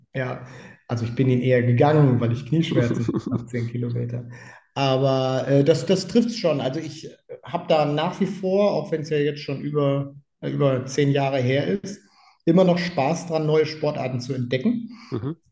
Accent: Leverkusen, North Rhine-Westphalia, Germany; ich bin in Leverkusen groß geworden.

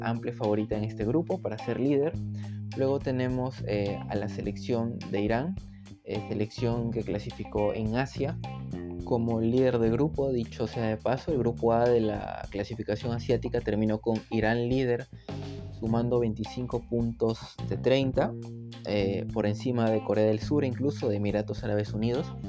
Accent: Peru; Yo como peruano

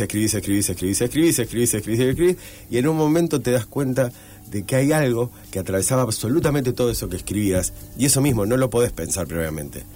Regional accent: Rosario, Santa Fe, Argentina; Yo soy rosarino

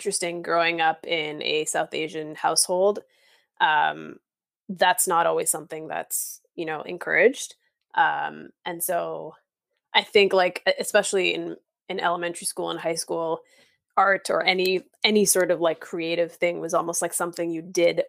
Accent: Markham, Ontario, Canada; also born or lived in Thorncliffe Park, East York, Toronto; now in Toronto, Canada; So I grew up in Thorncliffe, which is in East York. And from there we moved to Markham

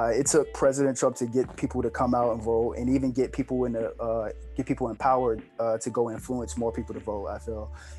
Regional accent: United States; we as Americans

